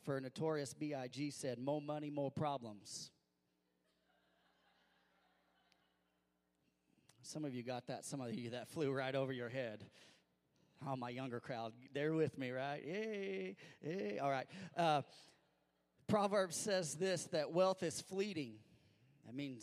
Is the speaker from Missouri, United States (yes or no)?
yes; Missouri, United States; growing up in Missouri